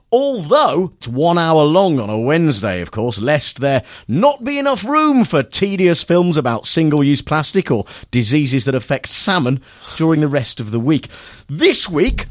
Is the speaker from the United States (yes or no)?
no; Nuneaton, West Midlands, United Kingdom; my hometown where I grew up in Nuneaton